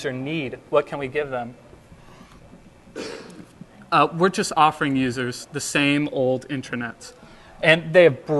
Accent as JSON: {"language": "English", "region": "Texas", "country": "United States", "said": "I'm from Texas, so I figured I had to come up with some Southern colloquialisms to charm you with. I can bring out the accent"}